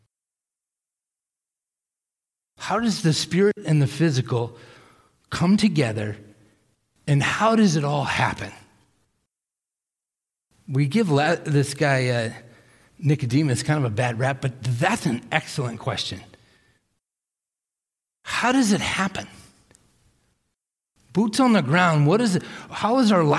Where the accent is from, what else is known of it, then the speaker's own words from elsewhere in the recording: Millis, Massachusetts, United States; I was in Hurricane Gloria when I was growing up on the East Coast in Millis, Massachusetts.